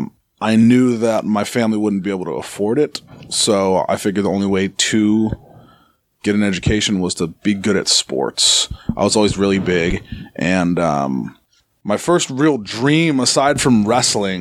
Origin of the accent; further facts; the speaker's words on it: Arizona, United States; moved away; I'm from Arizona originally